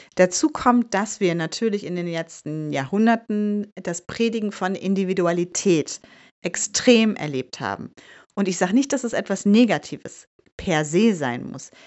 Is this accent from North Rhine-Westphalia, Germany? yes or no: yes; Bielefeld, North Rhine-Westphalia, Germany; moved away as an adult; also born or lived in Hamburg; now in Bielefeld, Germany; ich bin ja in Bielefeld geboren